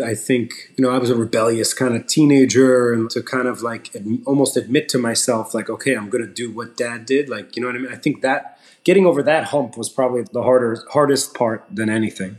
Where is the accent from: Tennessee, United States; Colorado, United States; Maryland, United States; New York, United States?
New York, United States; Long Island; we grew up in Long Island so I wasn't like a city kid